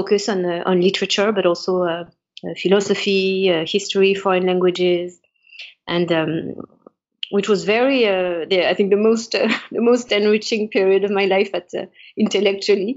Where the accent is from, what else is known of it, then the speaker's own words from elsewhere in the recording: Paris, Île-de-France, France; I'm French, I was born in Paris, born and raised in Paris